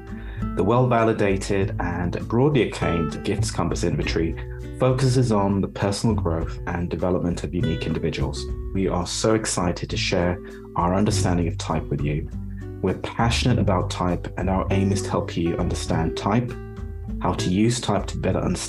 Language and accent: English; London, United Kingdom; also born or lived in Uganda; now in Zurich, Switzerland; I'm from London in the UK, and my family origins are from Uganda in East Africa.